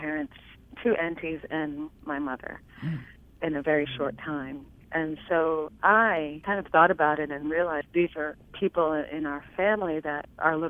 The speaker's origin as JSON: {"language": "English", "area": "Harlan County", "region": "Kentucky", "country": "United States", "tie": "born or raised there", "said": "I'm from Harlan County, Kentucky. So when you're from Appalachia"}